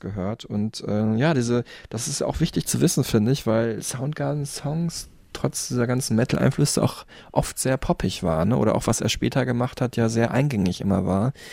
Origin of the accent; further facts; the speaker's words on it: Dortmund, North Rhine-Westphalia, Germany; in meiner Heimatstadt Dortmund